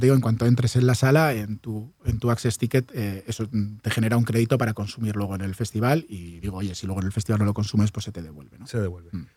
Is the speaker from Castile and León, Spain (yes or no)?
no; Basque Country, Spain; now in Barcelona, Spain; yo soy vasco